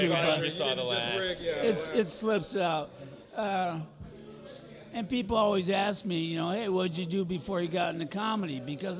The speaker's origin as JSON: {"language": "English", "town": "Detroit", "region": "Michigan", "country": "United States", "tie": "born or raised there", "moved": "as an adult", "said": "I grew up in Detroit."}